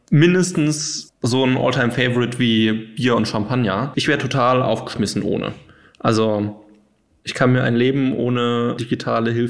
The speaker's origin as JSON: {"language": "German", "region": "Hesse", "country": "Germany", "said": "ich bin ja auch äh, aus der Gegend von Frankfurt, wenn mich jetzt jemand fragen würde, warum bist du stolz darauf, äh, aus der Gegend äh, zu kommen"}